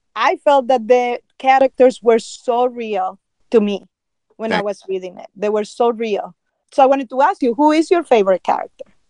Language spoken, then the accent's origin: English; Nicaragua; moved away; I was growing up in Nicaragua